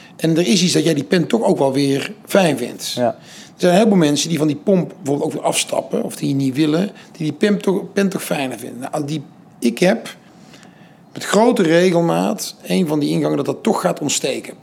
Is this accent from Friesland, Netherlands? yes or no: no; 's-Hertogenbosch, North Brabant, Netherlands; also born or lived in Amsterdam; Ik kom uit Den Bosch